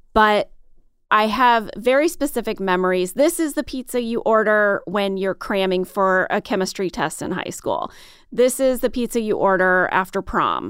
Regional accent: St. Louis, Missouri, United States; moved away as an adult; I grew up in Saint Louis, Missouri

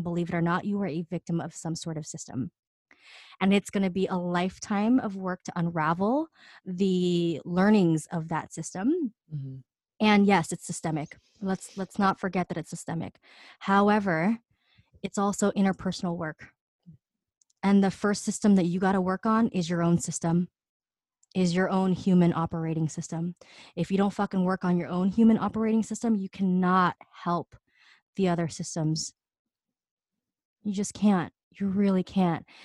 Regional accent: New York City, New York, United States; I'm from fucking Queens, Astoria.

